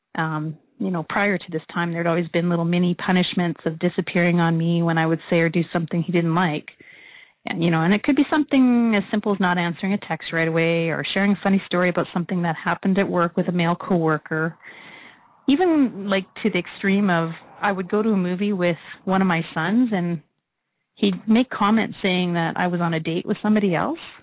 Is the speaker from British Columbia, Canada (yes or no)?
no; Saskatoon, Saskatchewan, Canada; now in Calgary, Canada; I'm from Saskatoon, and uh, I currently live in Calgary.